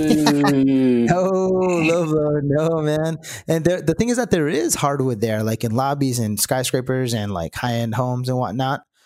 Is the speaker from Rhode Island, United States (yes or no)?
yes; Rhode Island, United States; I grew up in Sierra, Rhode Island